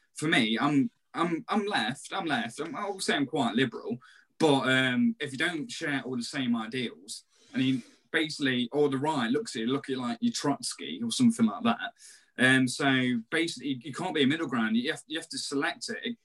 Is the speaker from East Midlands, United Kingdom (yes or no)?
yes; Nottingham, East Midlands, United Kingdom; we're from Nottingham